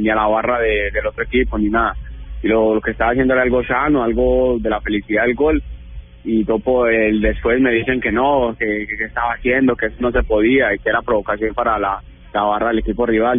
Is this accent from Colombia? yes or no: yes; Colombia; now in Italy; soy colombiano